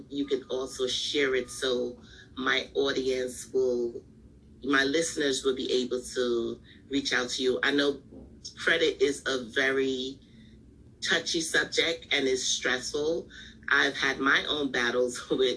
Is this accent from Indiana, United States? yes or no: no; New York, United States; I'm from New York. I live in New York.